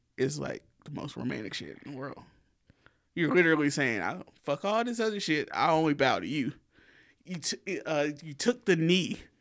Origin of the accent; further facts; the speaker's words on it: the South, Southern United States, United States; accent: country; We are still Southerners